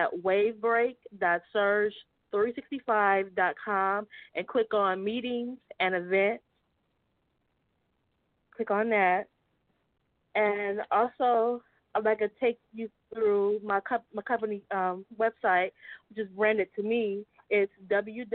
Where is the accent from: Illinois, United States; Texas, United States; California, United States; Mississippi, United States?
Illinois, United States; Carbondale; I'm from Carbondale, Illinois. I've been living in Carbondale all my life